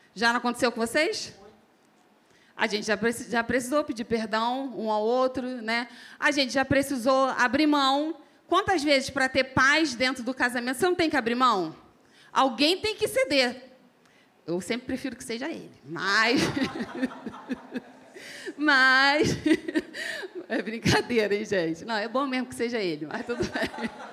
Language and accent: Portuguese; Rio de Janeiro, Brazil; accent: carioca; Um sotaquezinho bem carioca para vocês. Já falaram para mim que eu arrasto muito mais do que ele, que eu falo muito mais do chiado, né?